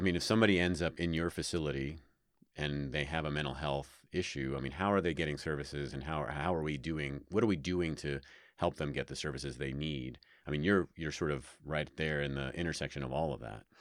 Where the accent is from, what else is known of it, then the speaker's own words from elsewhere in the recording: New York, United States; also born or lived in Fairfax County, Virginia; now in Reno, United States; I'm from New York